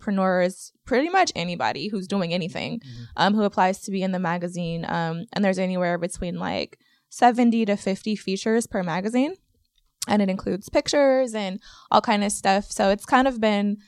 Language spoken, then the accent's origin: English; Oakland, California, United States; We're from here, Oakland, California, born and raised